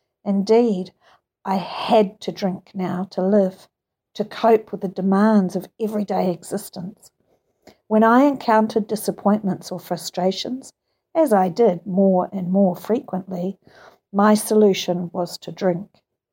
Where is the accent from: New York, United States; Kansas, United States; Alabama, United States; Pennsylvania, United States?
Kansas, United States; I was raised in Kansas, the only child of loving parents who just drank socially.